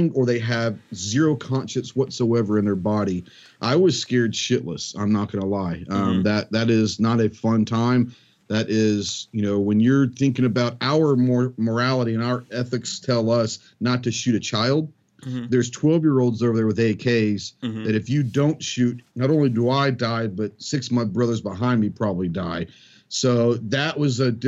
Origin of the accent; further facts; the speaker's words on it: Plano, Texas, United States; I grew up in Dallas, in suburbia Dallas, in Plano, Texas